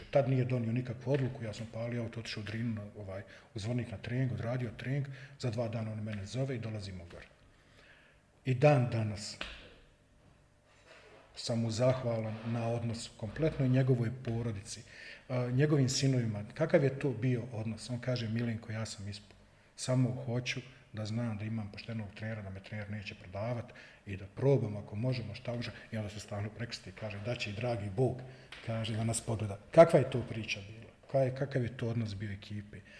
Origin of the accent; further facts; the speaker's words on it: Tuzla, Federation of Bosnia and Herzegovina, Bosnia & Herzegovina; pa ja sam Tuzlak, pa ja sam Slobodaš